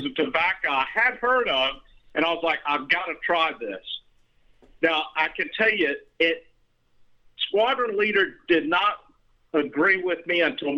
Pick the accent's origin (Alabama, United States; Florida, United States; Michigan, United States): Alabama, United States; Birmingham; I grew up in Birmingham, Alabama